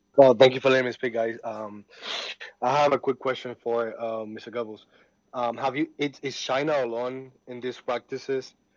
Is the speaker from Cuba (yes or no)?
yes; Cuba; I'm from Cuba